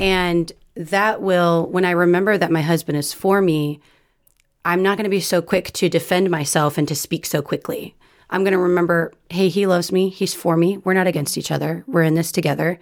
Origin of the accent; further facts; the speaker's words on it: California, United States; I was born and raised in California.